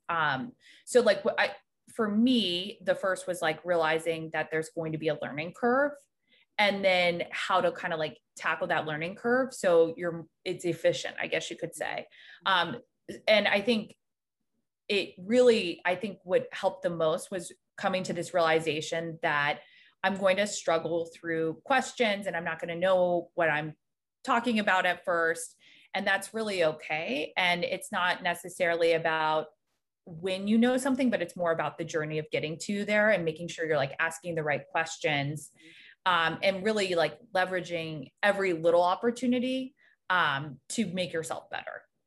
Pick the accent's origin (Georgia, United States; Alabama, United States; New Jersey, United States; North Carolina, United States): North Carolina, United States; just south of Raleigh; moved away as an adult; now in New York, United States; I'm originally from North Carolina. I grew up just south of Raleigh